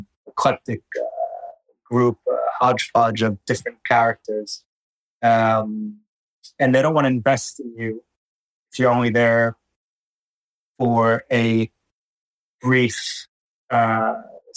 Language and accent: English; United States; now in Tel Aviv, Israel; I'm American by birth, and Israeli by birthright